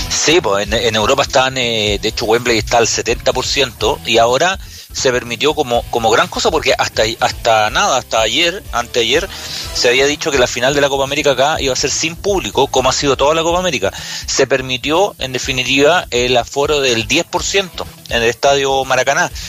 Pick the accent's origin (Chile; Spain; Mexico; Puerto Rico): Chile; Curicó, Maule; yo que soy de Curicó, en Curicó, ¿no?